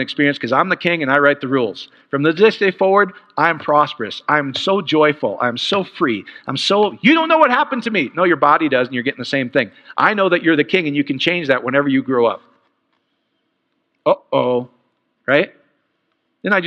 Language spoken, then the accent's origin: English; Iowa, United States; I am from Iowa. I'm Polish